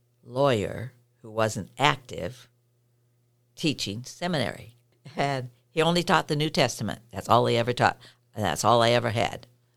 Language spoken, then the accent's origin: English; Visalia, California, United States; now in Connell, United States; I grew up in California, a little town called Visalia, and my grandfather was from Portugal, and he came over on as a stowaway.